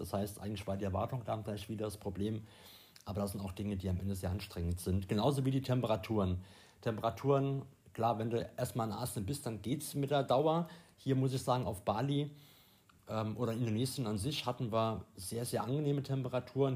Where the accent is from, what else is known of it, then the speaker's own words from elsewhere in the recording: Germany; bei uns in Deutschland